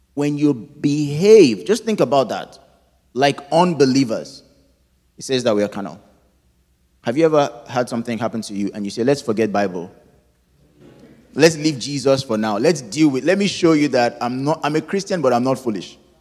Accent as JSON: {"language": "English", "country": "Nigeria", "tie": "born or raised there", "moved": "yes", "said": "my home country of Nigeria"}